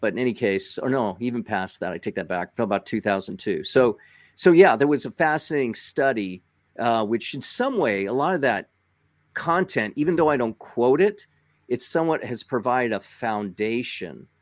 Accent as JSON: {"language": "English", "area": "Los Angeles County", "region": "California", "country": "United States", "tie": "born or raised there", "said": "I grew up in L.A. County"}